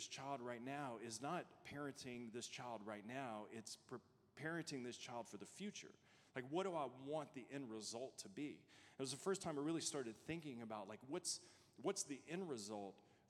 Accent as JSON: {"language": "English", "region": "Louisiana", "country": "United States", "also_born_or_lived": "Arizona", "moved": "as an adult", "said": "When we first got married, we moved to Arizona. We're both from Louisiana"}